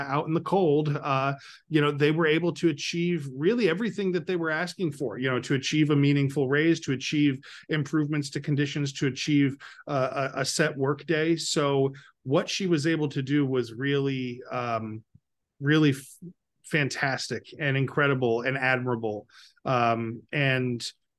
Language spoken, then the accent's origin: English; Capital Region, New York, United States; I've lived in the Capital Region my entire life